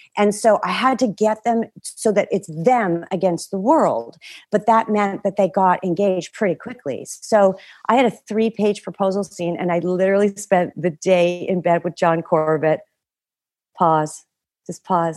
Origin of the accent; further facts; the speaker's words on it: Canada; also born or lived in Toronto; I worked at a, a, a waitress at a stand-up club in Toronto, and I'm Canadian.